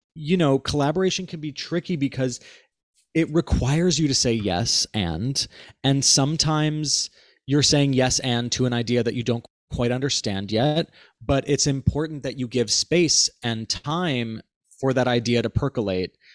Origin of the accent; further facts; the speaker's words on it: Cleveland, Ohio, United States; Alex and I grew up together in Cleveland, Ohio